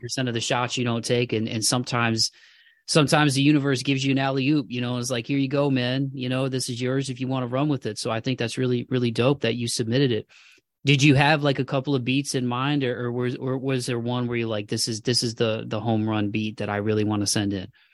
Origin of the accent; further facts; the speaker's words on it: Toledo, Ohio, United States; moved away; winters are, uh, pretty, pretty gnarly in Toledo, man. That's the one thing I miss about my hometown